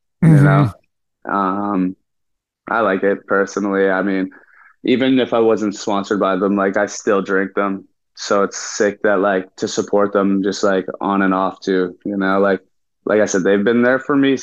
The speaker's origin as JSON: {"language": "English", "region": "Ontario", "country": "Canada", "tie": "born or raised there", "said": "growing up in Canada"}